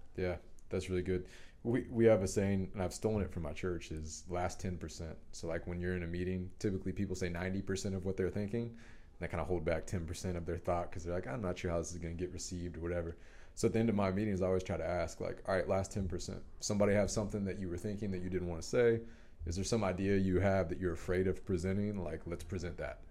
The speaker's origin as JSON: {"language": "English", "town": "Dallas", "region": "Texas", "country": "United States", "tie": "born or raised there", "said": "I grew up in Dallas, Highland Park with a wealthy family"}